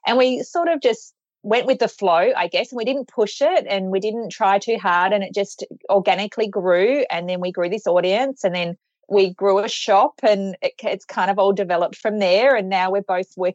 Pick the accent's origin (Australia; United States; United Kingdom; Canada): Australia; we're from Australia